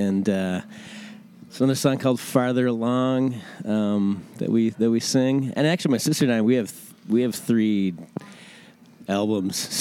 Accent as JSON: {"language": "English", "town": "Burnsville", "region": "Minnesota", "country": "United States", "tie": "born or raised there", "also_born_or_lived": "Washington, D.C.", "said": "I grew up in Burnsville, out in the suburbs, and then been in Minneapolis pretty much ever since college."}